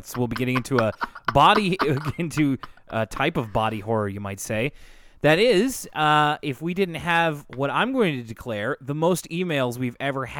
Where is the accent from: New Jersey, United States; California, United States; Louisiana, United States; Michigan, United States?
Michigan, United States; Detroit; I'm from Detroit, Michigan, and there's kind of an extra Arthur Canadian connection.